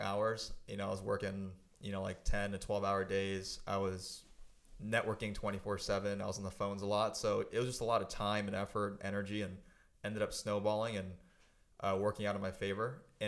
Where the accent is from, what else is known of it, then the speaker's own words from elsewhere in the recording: San Francisco Bay Area, California, United States; moved away as an adult; now in San Diego, United States; I grew up in the San Francisco Bay Area. Lived there till I was about 18. And then I moved here for college. I went to San Diego State